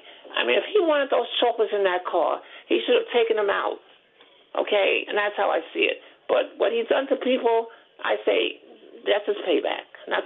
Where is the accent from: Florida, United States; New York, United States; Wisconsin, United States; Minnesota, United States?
New York, United States; New York City; And I'm from Brooklyn, too.